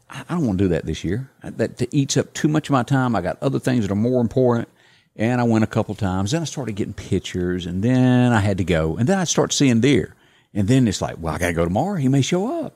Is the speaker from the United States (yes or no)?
yes; Deep South, United States; accent: southern drawl; As a kid growing up in the Deep South